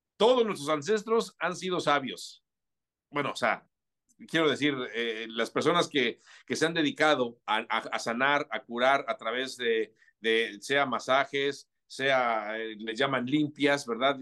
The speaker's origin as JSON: {"language": "Spanish", "region": "Mexico City", "country": "Mexico", "tie": "born or raised there", "said": "yo nací y crecí en la Ciudad de México"}